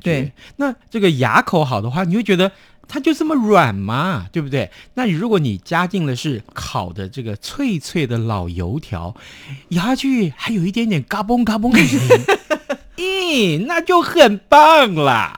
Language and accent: Chinese; Tainan, Taiwan; moved away; 我的家乡在台南市，买到的润饼就是我从小吃到大的口味